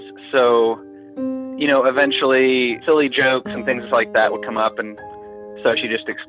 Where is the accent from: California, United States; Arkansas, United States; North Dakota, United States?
Arkansas, United States; Little Rock; my hometown, to Little Rock